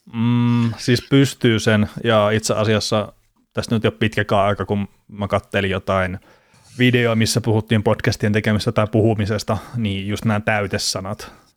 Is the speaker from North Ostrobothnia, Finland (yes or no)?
no; Varkaus, North Savo, Finland; accent: Savo; kai mäkin puhun omalla tavallaan Savoa sitten. Vaikka mun mielestä sitten tuolta Varkaudesta, mistä mä oon kotoisin